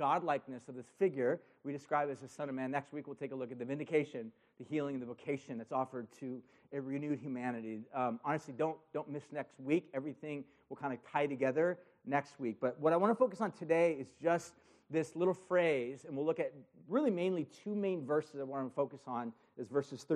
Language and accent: English; Huntington Beach, California, United States; I grew up in Huntington Beach. I grew up surfing